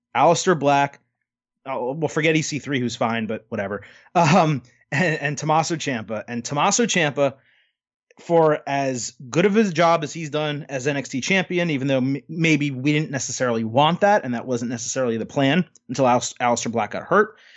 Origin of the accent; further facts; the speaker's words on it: United States; I am an American